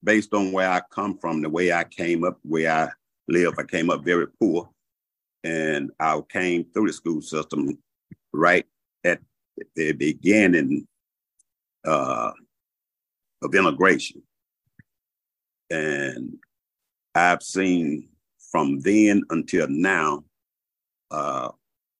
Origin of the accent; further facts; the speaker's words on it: Shreveport, Louisiana, United States; moved away as an adult; now in Augusta, United States; I'm from originally from Shreveport, Louisiana. I came out of a family of 11 children. I went into the military after graduating from high school